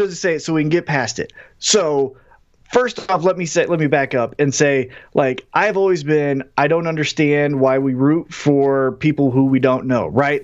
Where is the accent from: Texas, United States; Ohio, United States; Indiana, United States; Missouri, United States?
Missouri, United States; Independence; I'm from Independence